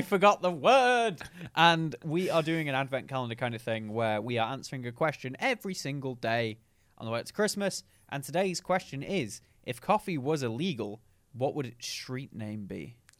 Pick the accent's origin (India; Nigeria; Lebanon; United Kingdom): United Kingdom; Macclesfield, North West England; moved away; also born or lived in Stoke-on-Trent; I'm born in Macclesfield and moved to Stoke.